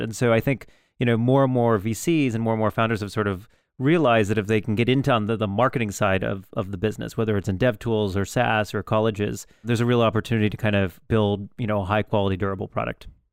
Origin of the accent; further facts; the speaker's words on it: Youngstown, Ohio, United States; I was born in Youngstown.